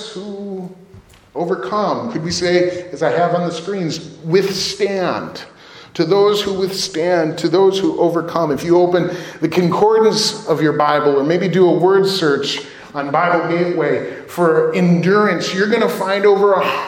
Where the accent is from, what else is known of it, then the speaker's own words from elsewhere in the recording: Villa Park, Illinois, United States; When I was a grade school age kid, I grew up in Villa Park